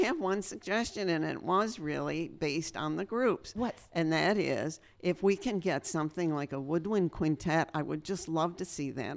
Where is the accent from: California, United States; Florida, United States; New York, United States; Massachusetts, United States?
New York, United States; Western; now in Berks County, Pennsylvania, United States; I grew up in Western New York